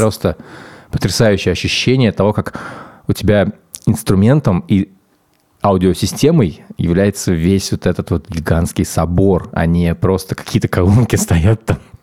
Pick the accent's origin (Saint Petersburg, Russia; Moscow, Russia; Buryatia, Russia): Moscow, Russia; когда я рос в Москве